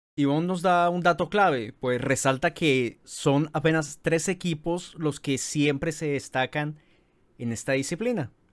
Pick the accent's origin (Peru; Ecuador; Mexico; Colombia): Colombia; aquí en nuestro país